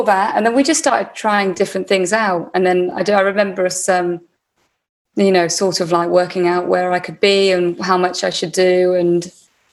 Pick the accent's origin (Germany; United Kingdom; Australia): United Kingdom; Warwickshire, West Midlands; I grew up in Warwickshire, which is the Midlands, right in the middle of England